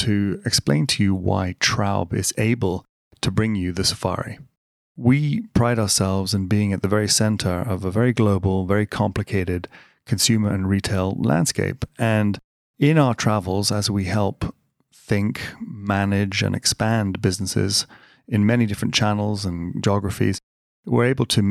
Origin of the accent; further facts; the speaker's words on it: United States; I'm American, even though I don't sound it